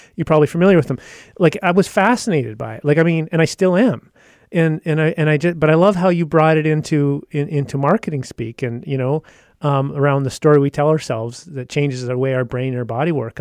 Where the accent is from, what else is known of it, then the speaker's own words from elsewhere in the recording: Yukon, Canada; I've originally grew up in the Yukon